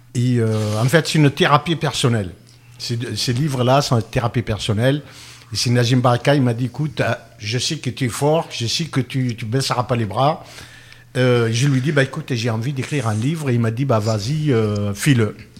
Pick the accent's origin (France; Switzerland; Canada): France; chez nous, en France